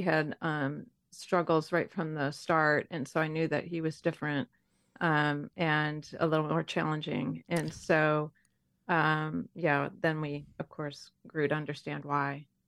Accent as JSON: {"language": "English", "town": "Detroit", "region": "Michigan", "country": "United States", "tie": "born or raised there", "said": "I grew up in Detroit, Michigan"}